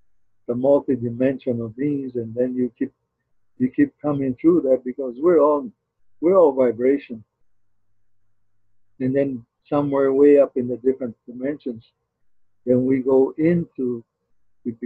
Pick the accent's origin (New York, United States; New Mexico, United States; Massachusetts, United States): New Mexico, United States; Zuni; he didn't know I was from Zuni.